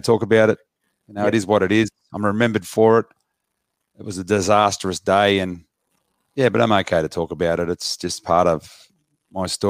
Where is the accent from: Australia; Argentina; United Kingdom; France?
Australia; Botany, New South Wales; I was born in Botany, in the heartland of Rabbitohs territory